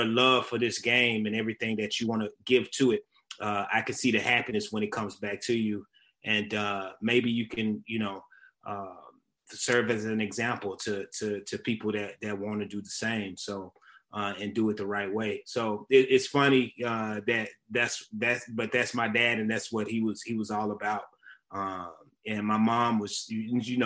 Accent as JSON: {"language": "English", "town": "Memphis", "region": "Tennessee", "country": "United States", "tie": "born or raised there", "said": "I'm a Southern kid. I was born in Memphis."}